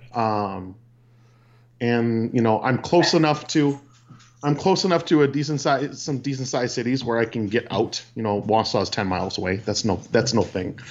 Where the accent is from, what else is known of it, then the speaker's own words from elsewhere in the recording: Peshtigo, Wisconsin, United States; I grew up in Peshtigo, Wisconsin